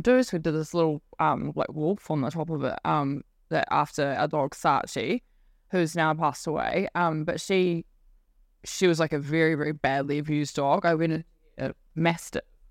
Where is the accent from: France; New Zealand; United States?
New Zealand; Whanganui, Manawatū-Whanganui; moved away as an adult; also born or lived in Wellington; So I grew up on a farm just north of there